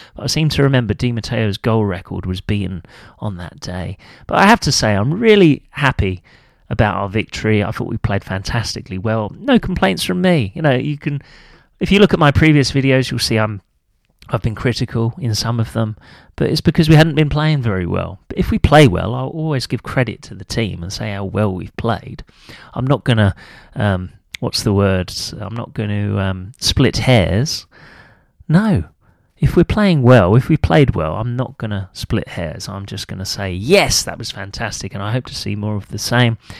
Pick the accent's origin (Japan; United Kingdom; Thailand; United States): United Kingdom; England; I'm proud of being English